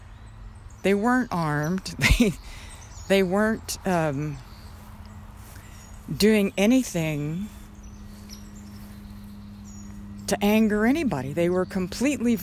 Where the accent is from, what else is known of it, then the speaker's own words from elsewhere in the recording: Southwest, United States; now in Georgia, United States; I grew up in the Southwest where you could still see stars